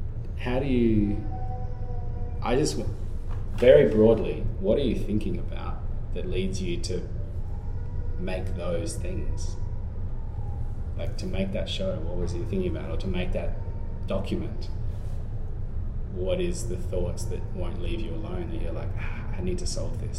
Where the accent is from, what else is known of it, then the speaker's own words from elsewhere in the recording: Darwin, Northern Territory, Australia; accent: Australian; I grew up in Darwin.